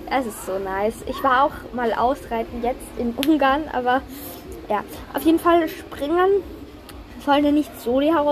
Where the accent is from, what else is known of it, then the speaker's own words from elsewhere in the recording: Austria; Und wenn man die Lizenz hat, dann darf man Turniere reiten. Also so ist das bei uns in Österreich.